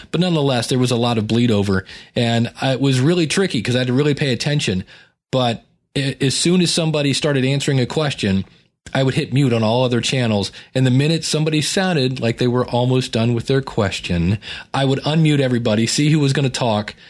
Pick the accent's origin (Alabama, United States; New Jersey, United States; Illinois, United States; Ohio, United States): Ohio, United States; Akron; growing up in Akron